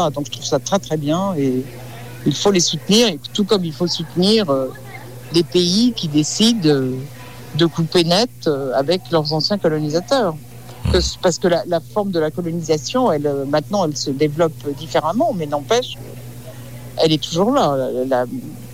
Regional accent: France; Nou, en tant que Français, euh, on n'a plus notre mot à dire.

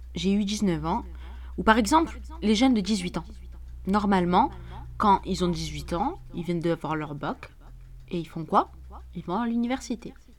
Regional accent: Algeria; en tant qu'Algérien

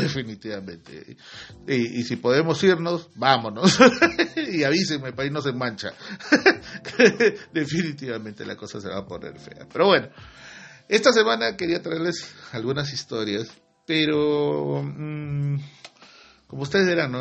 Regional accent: Peru; así somos en el Perú

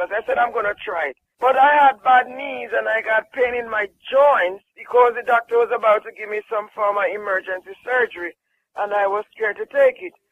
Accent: Jamaica; I'm from Jamaica.

